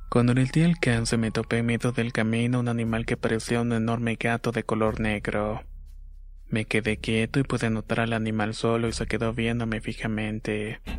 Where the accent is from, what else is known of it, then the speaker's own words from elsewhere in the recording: Acapulco, Guerrero, Mexico; Soy originario de Acapulco Guerrero. Mis padres son de la Costa Chica, así que pasé buena parte de mi niñez en el campo.